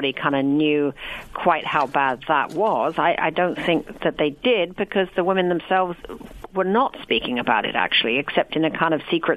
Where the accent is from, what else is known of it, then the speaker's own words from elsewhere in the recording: England, United Kingdom; I'm British